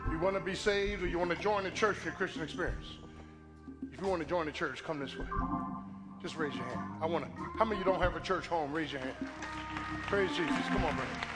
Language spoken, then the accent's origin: English; Philadelphia, Pennsylvania, United States; Born and bred in South Philly. Almost everybody I grew up with is either dead or in jail